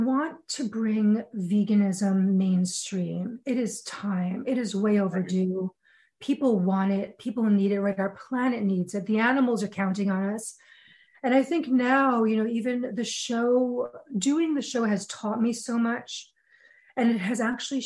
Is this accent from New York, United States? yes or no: yes; New York, United States; I'm a New Yorker